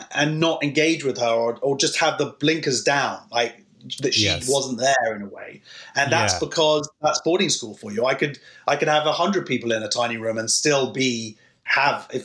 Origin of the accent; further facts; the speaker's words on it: London, United Kingdom; I'm from London